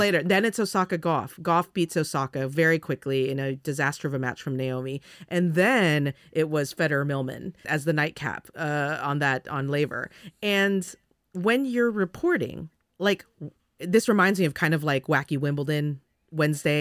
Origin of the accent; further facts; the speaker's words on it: California, United States; moved away; I'm from California